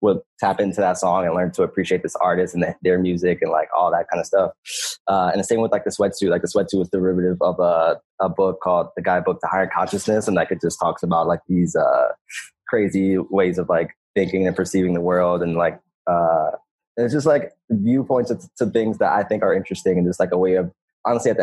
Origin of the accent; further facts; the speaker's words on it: Philadelphia, Pennsylvania, United States; I'm from North Philly, from like a small neighborhood called Pelonville. And I grew up there, born and raised